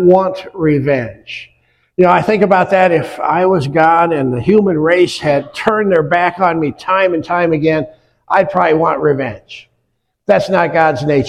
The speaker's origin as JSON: {"language": "English", "area": "near Wells Blue Bunny plant", "region": "Iowa", "country": "United States", "tie": "born or raised there", "moved": "yes", "lives_now": "West Michigan, United States", "said": "I grew up near the Wells Blue Bunny, largest ice cream plant in the world"}